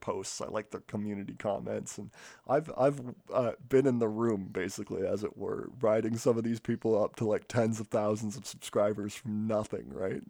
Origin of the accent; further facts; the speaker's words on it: Canada; I'm Canadian